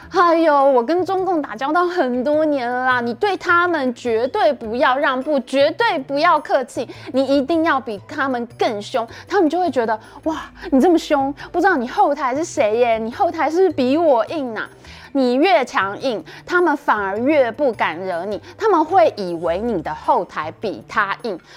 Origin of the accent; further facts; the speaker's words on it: Taiwan; 我们台湾人均是三万美元